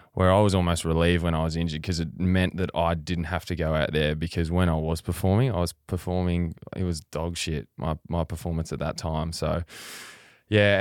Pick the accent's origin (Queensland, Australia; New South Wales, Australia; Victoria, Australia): Victoria, Australia; Western; I grew up on, you know, hundreds of acres in Western Victoria